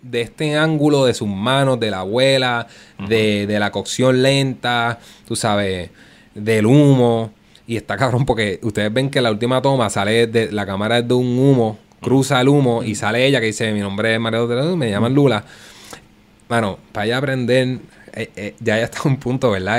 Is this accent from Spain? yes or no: no; Puerto Rico; first language Spanish; yo soy puertorriqueño y el español es nuestro idioma